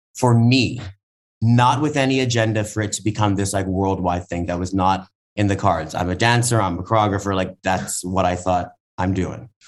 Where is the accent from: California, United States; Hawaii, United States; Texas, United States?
Hawaii, United States; moved away; also born or lived in New York; I grew up in Hawaii on food stamps